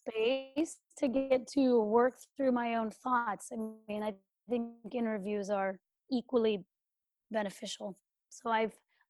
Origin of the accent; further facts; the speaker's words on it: California, United States; I'm from California, where houses fell down